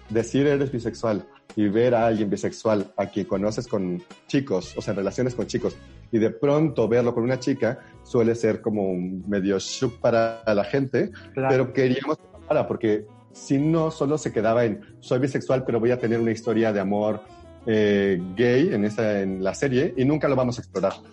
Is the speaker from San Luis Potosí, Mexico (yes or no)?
yes; Huasteca, San Luis Potosí, Mexico; moved away; yo soy de la Huasteca